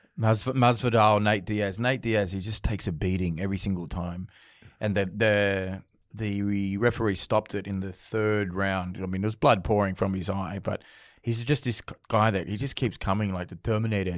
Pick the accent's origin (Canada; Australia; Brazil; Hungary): Australia; I'm born in Australia and I guess the, the sport that I grew up supporting in Australia was rugby league.